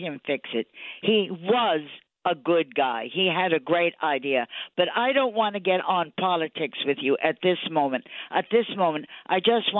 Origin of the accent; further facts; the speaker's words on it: New York City, New York, United States; I was a New Yorker.